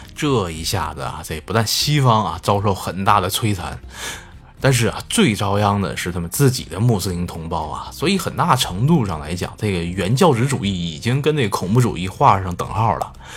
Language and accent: Chinese; China; 我们中国人都知道啊